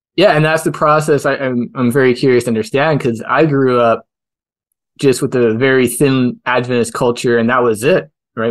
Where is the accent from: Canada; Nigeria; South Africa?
Canada; as a Canadian